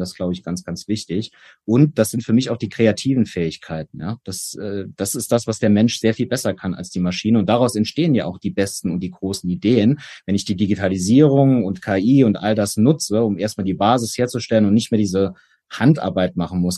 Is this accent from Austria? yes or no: no; Saarland, Germany; Erstmal ist es meine Heimat. Ich bin gebürtiger Saarländer